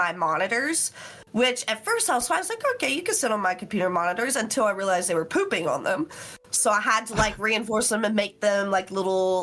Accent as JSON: {"language": "English", "region": "West Virginia", "country": "United States", "said": "people heard my accent, and they're like, where are you from? And I told them West Virginia"}